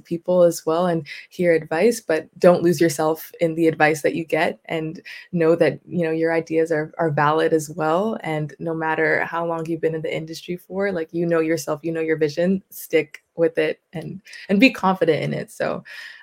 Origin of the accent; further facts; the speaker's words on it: Vancouver, British Columbia, Canada; also born or lived in Coquitlam; I'm from Vancouver